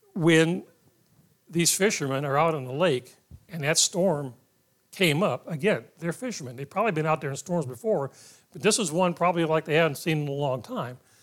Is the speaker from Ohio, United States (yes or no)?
yes; Ohio, United States; My parents took me to church at the end of the street when we grew up in Ohio